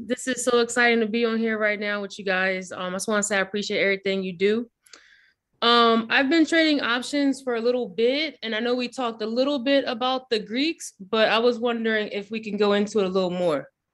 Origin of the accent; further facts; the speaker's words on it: New York, United States; I'm definitely from New York